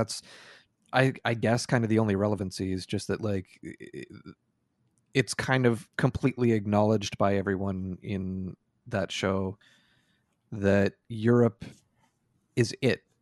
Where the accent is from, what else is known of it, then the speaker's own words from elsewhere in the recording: Canada; feels weird to me as a Canadian